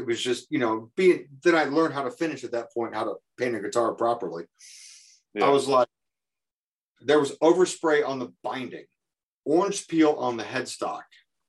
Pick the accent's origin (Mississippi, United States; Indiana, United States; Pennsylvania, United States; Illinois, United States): Indiana, United States; I'm from Indiana.